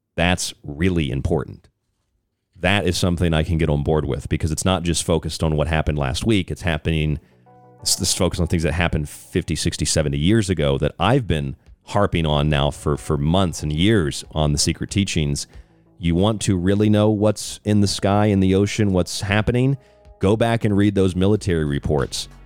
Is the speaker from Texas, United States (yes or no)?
no; Florida near Cape Canaveral, United States; moved away; I grew up down there in Florida near Cape Canaveral.